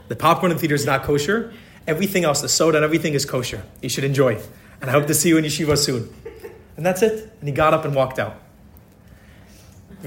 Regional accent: Philadelphia, Pennsylvania, United States; I was born in Philadelphia

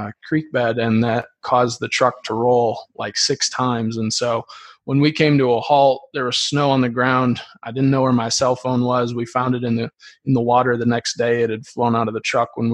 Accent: Dyersville, Iowa, United States; I grew up, I'm from Dyersville, Iowa

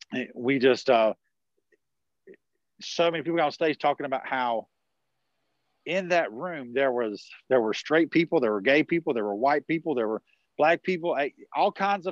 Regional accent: the South, United States; I'm from the South, right? So we'd say, this is some from guy from New York City. I'm talking even more country right now

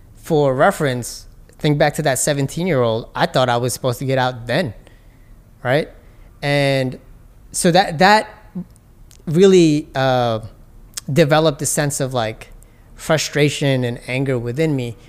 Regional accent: New York City, New York, United States; I grew up in Hollis in Jamaica, Queens

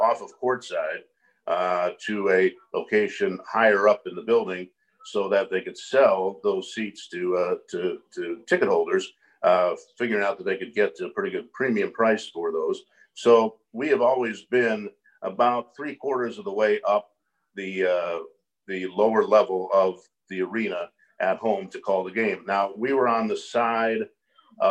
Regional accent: Los Angeles, California, United States; I grew up in Los Angeles

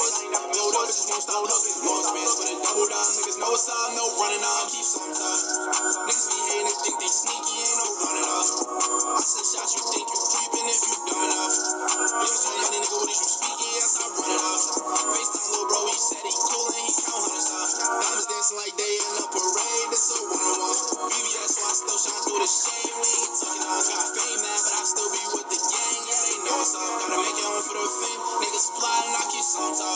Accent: New York City, New York, United States; I'm also from Highbridge, 718 to the 518

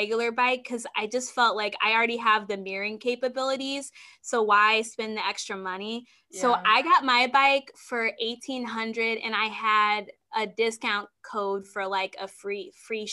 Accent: Springfield, Illinois, United States; I'm actually from Springfield, Illinois, which is about 3 hours away from Chicago

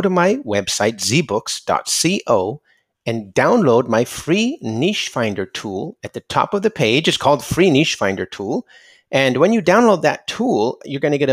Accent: California, United States; I'm from California

